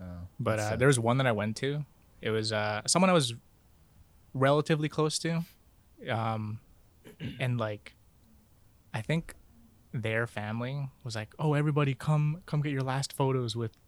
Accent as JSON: {"language": "English", "country": "Canada", "tie": "born or raised there", "said": "I was born in Canada."}